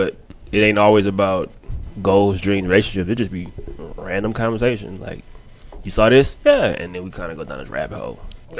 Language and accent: English; New Orleans, Louisiana, United States; moved away; I'm originally from New Orleans, Louisiana.